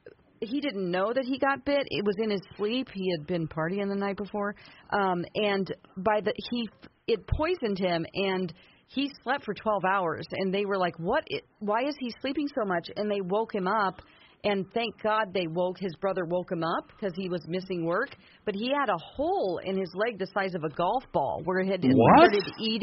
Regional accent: Southwest Missouri, United States; moved away; I'm from Southwest Missouri.

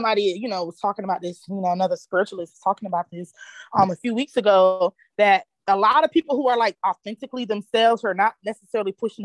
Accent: Virginia, United States; moved away as an adult; now in Carolina, United States; I grew up in Virginia. I'm from Virginia, but I moved to Carolina about 5 years ago

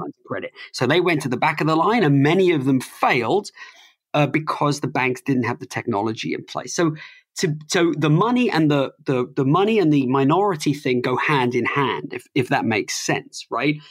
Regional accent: United Kingdom; accent: plummy British; now in United States; I'm an immigrant. Uh, I've lived in America longer than I've lived anywhere else, but I never lost um, my plummy British accent

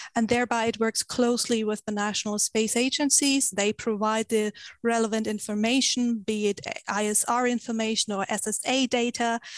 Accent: Germany; I come from Germany

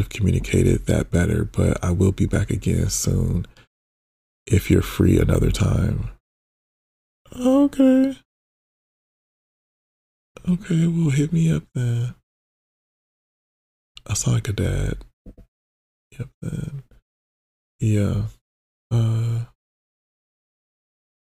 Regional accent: Detroit, Michigan, United States; now in Los Angeles, United States; It was really nice to be around somebody from like my hometown

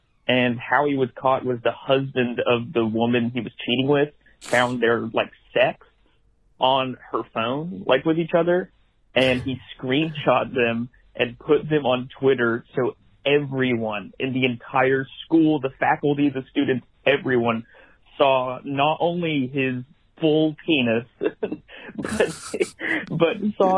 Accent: Cleveland, Tennessee, United States; I'm from Cleveland, Tennessee.

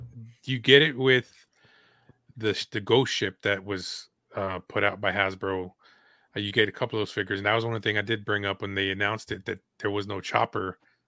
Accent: San Antonio, Texas, United States; So I'm from San Antonio.

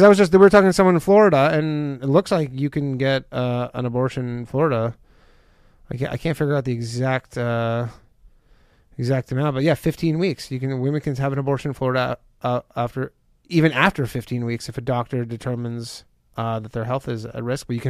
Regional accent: Canada; Like, that's, I'm from Canada.

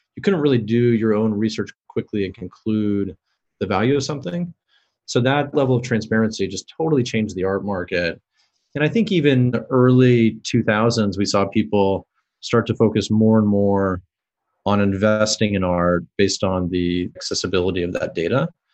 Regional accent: Kansas City, Missouri, United States; I grew up in Kansas City

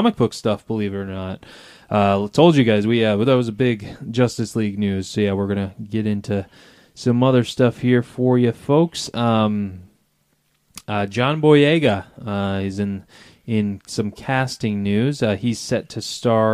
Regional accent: Detroit, Michigan, United States; growing up in Detroit, obviously heard stories from my grandparents and my parents

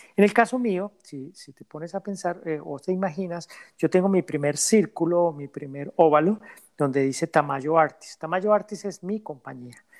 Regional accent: Colombia; now in Canada; Colombia, que es mi país de origen

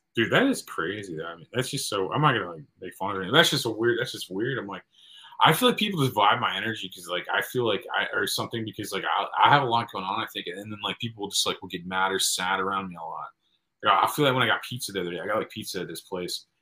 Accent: Midwest, United States; from the Midwest

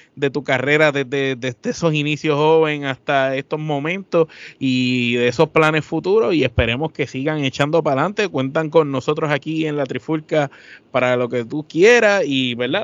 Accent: Puerto Rico; somos de Puerto Rico

